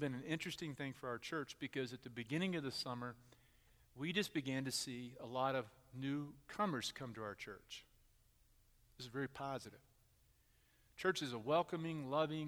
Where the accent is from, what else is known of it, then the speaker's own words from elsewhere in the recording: Texas, United States; moved away as an adult; also born or lived in Houston area, Texas; now in Middletown, United States; I'm from Texas